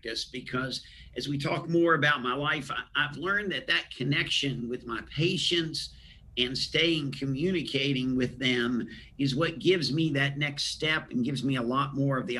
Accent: Huntington, West Virginia, United States; I grew up in West Virginia, Huntington, West Virginia

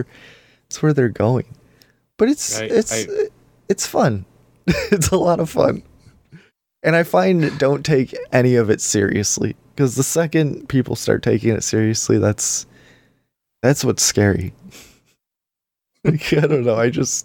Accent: Indiana, United States; I'm from Indiana.

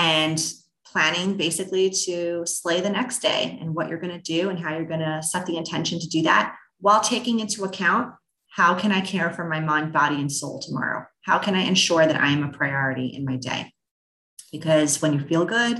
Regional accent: New York, United States; I'm a New Yorker

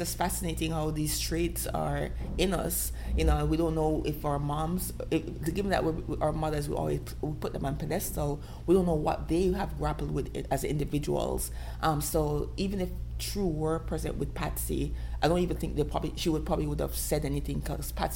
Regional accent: Jamaica; as a Jamaican, as a dark-skinned black girl in the Caribbean

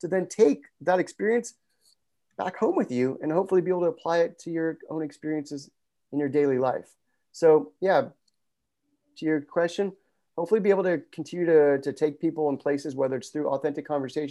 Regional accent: Los Angeles, California, United States; now in Santa Monica, United States; I grew up just north of here in Pacific Palisades, and I'm currently in Santa Monica.

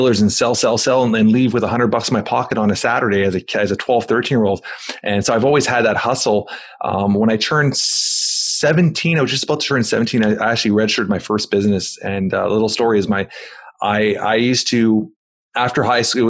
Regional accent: Toronto, Ontario, Canada; I'm from Toronto, Canada

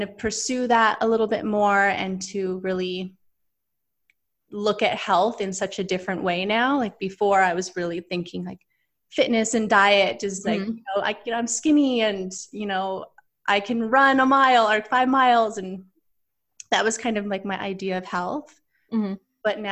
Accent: Vancouver, British Columbia, Canada; now in Los Angeles, United States; I live in LA right now, but I'm originally from Vancouver, Canada

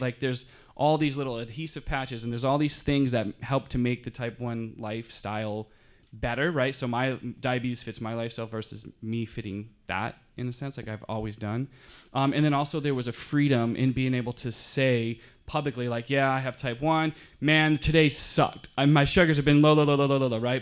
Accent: Michigan, United States; now in Southern California, United States; I'm from Michigan, so I'm kind of a country boy a little bit, too

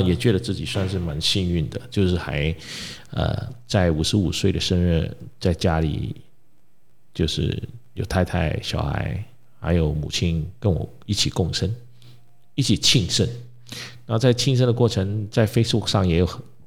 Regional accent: Malaysia; 我们马来西亚人

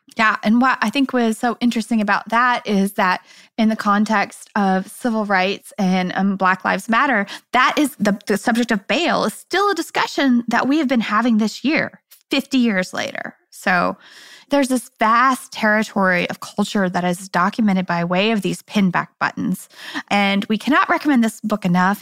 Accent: Kansas City, United States; I'm from Kansas City

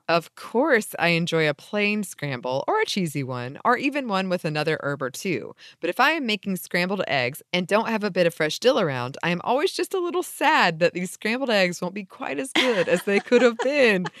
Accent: Atlanta, Georgia, United States; we're from Atlanta

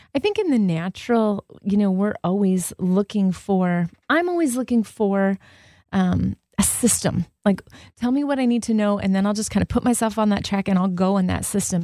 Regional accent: Southern California, United States; I grew up in Southern California with diversity

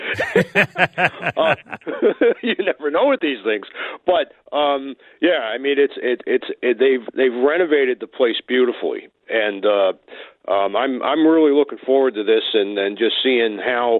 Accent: Long Island, New York, United States; moved away as an adult; now in Minnesota, United States; I'm from Long Island originally

